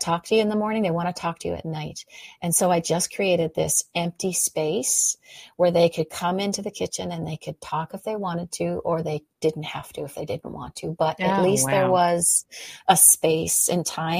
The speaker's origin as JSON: {"language": "English", "country": "Canada", "said": "I'm a Canadian"}